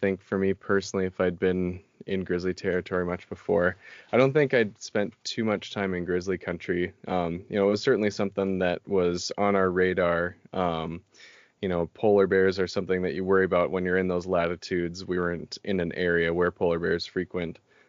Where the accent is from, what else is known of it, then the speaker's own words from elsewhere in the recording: Minnesota, United States; I got to travel with them a lot growing up in the Boundary Waters, in state parks and what have you, in Minnesota.